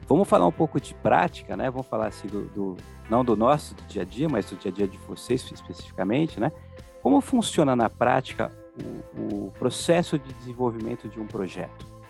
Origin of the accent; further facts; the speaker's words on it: Paulista, São Paulo, Brazil; eu como paulista